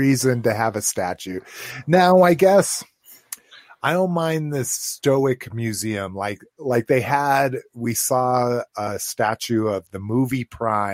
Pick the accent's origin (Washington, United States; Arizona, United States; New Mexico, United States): New Mexico, United States; Las Vegas; my hometown of Las Vegas, New Mexico